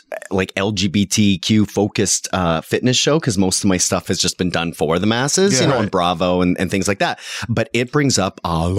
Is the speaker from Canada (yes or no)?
yes; Canada; now in United States; No, I was plucked from Canada in the original pre-Broadway Mamma Mia cast.